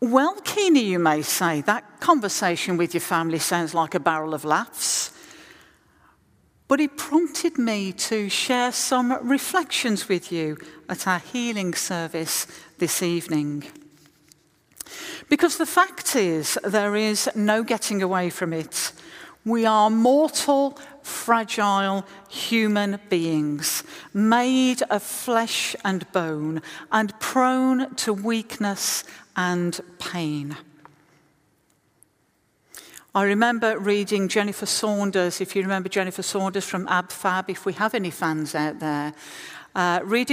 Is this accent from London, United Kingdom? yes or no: no; West Midlands, United Kingdom; moved away; I was in the West Midlands, my hometown